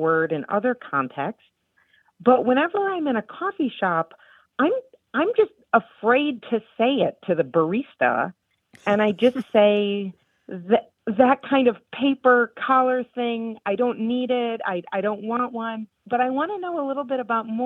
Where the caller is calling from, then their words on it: San Antonio, Texas, United States; I'm calling from San Antonio, Texas